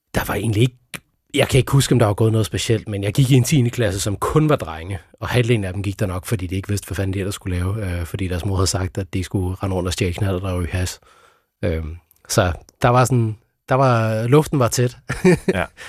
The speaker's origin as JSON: {"language": "Danish", "town": "Sønderborg", "region": "Southern Denmark", "country": "Denmark", "tie": "born or raised there", "said": "jeg opvoksede i Sønderborg"}